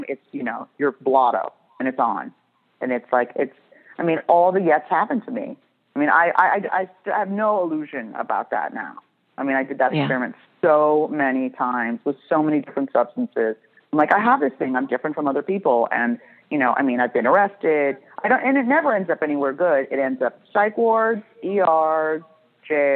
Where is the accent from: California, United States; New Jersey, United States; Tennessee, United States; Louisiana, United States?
California, United States; Beverly Hills; I grew up in Beverly Hills